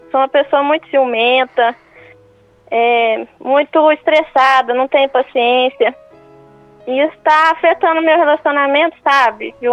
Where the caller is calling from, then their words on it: São Paulo, Brazil; Sou do interior de São Paulo.